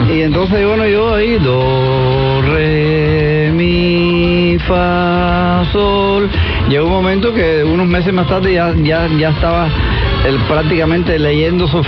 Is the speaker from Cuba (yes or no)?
yes; San Luis, Pinar del Río, Cuba; moved away as an adult; also born or lived in Havana / Spain; now in Miami, United States; Nací en Vuelta Abajo, la, tierra del mejor tabaco del mundo, pero nunca he fumado.